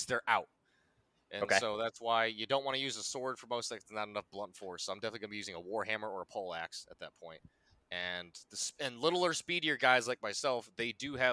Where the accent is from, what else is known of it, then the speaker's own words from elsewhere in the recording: Connecticut, United States; I'm from Connecticut